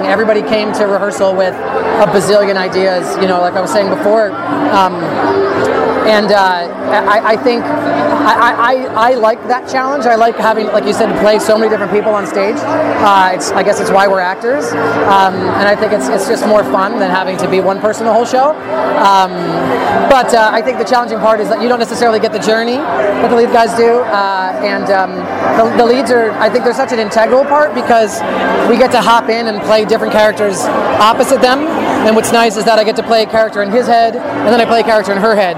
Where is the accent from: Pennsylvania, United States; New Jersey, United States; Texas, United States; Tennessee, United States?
New Jersey, United States; moved away as an adult; also born or lived in New York City; now in California, United States; I grew up in New Jersey